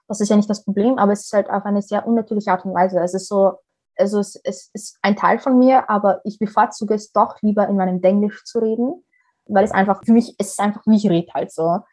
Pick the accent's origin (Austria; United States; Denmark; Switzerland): Austria; Vienna; also born or lived in Somalia; ich bin eine Wienerin wie Dominik Nepp